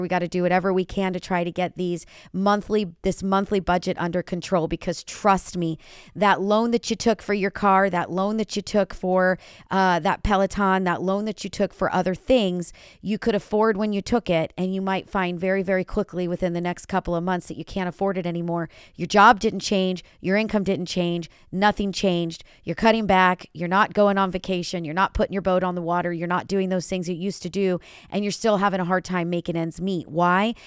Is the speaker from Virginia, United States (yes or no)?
no; California, United States; my hometown is California. This is where I'm sitting.